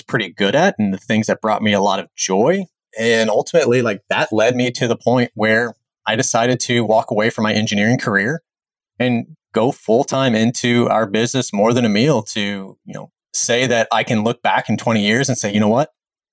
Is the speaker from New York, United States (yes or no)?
no; Jefferson City, Missouri, United States; I grew up in the Jefferson City, Missouri area